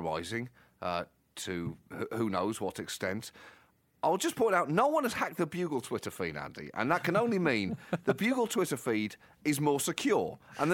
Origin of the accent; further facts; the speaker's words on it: Birmingham, West Midlands, United Kingdom; I was born in Birmingham. I love that city